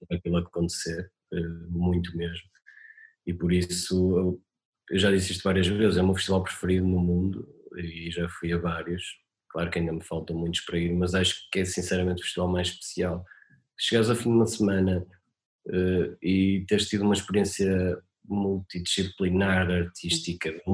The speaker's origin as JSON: {"language": "Portuguese", "town": "Marco de Canaveses", "region": "Norte", "country": "Portugal", "tie": "born or raised there", "moved": "yes", "said": "eu nasci no Marco Canaveses"}